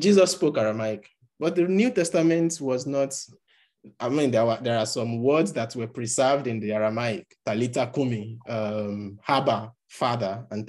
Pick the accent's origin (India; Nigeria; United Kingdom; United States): Nigeria; first language Yoruba; English is a second language; some people that were speaking Yoruba language, which is my mother tongue, and I choose to record the account in English.